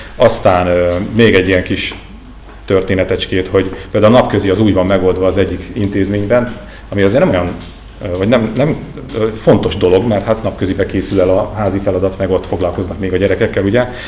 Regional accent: native region near Erdőhorváti, Borsod-Abaúj-Zemplén, Hungary; moved away; a szülőföldem környékén nyilván ott vannak mi kapcsolataim

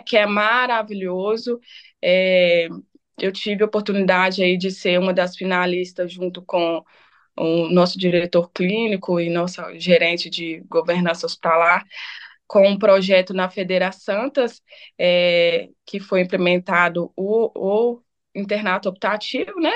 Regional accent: Itabira, Minas Gerais, Brazil; now in Belo Horizonte, Brazil; eu sou nascida em Ipoema, né? É município aí de Itabira, Minas Gerais. É, hoje, né, resido aqui em Belo Horizonte

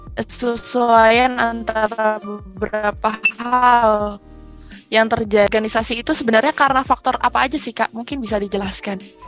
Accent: Bekasi, West Java, Indonesia; aku dari Bekasi

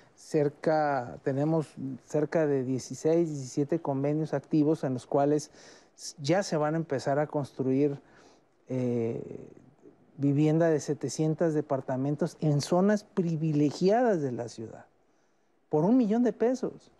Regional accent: Mexico; todos somos mexicanos

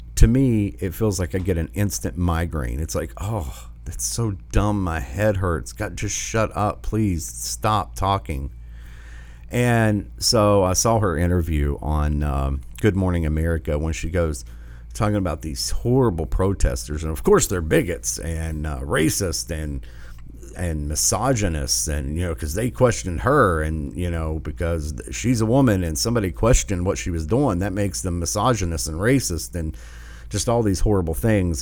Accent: Michigan, United States; Whitmer, Whitmer, in my home state

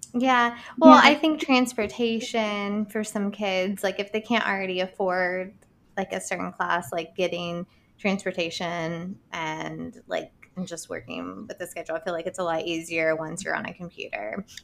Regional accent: Boone County, West Virginia, United States; moved away; I'm from Boone County

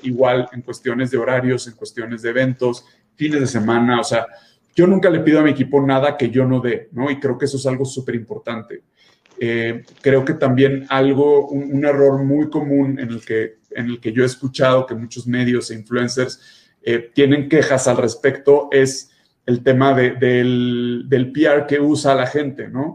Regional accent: Guadalajara, Jalisco, Mexico; now in Mexico City, Mexico; estuve en Guadalajara, de donde yo soy

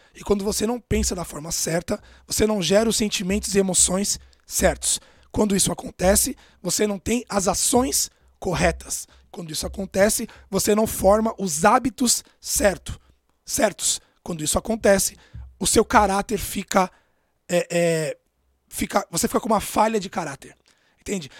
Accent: São Paulo, Brazil; Eu nasci em Itaquera, na periferia de São Paulo, morava numa casa de dois cômodos

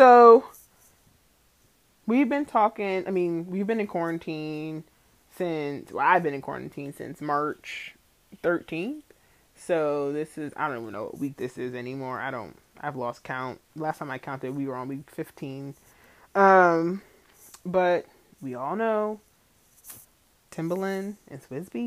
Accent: Mount Vernon, New York, United States; my hometown, Mount Vernon, New York

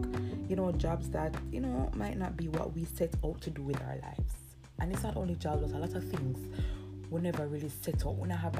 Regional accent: Jamaica; I'm from Jamaica.

